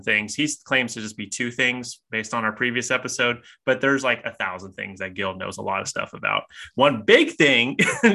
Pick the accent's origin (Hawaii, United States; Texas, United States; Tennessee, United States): Hawaii, United States